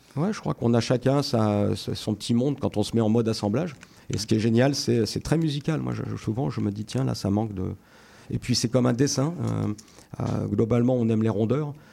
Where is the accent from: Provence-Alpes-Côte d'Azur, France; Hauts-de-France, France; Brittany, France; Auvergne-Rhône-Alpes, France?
Hauts-de-France, France; Picardy; also born or lived in Vaucluse / Australia; now in Rhône Valley, France; je suis originaire de Picardie, dans le nord de la France